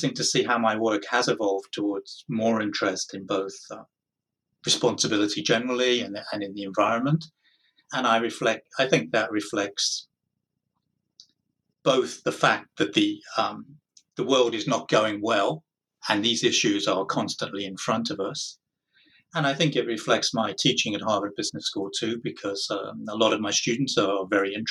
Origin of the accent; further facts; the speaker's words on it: United Kingdom; moved away as an adult; now in United States; born in Britain, moved to the United States 22 years ago, quite a long time.